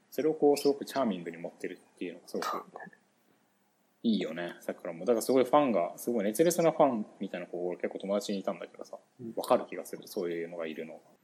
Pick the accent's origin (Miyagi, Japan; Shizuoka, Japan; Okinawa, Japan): Shizuoka, Japan; Shimizu; moved away; 僕だって清水で生まれてるからね、俺